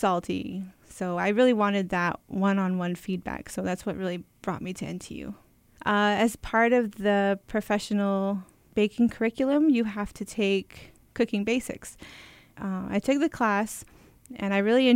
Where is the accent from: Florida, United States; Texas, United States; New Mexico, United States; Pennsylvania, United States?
New Mexico, United States; Crownpoint; I'm from Crownpoint. I graduated high school from here